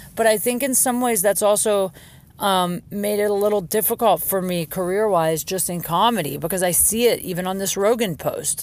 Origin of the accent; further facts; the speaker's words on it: Jackson Township, Ohio, United States; moved away; I'm in my hometown. Canton, Ohio. Technically, I'm not from Canton. I'm from a town called Jackson Township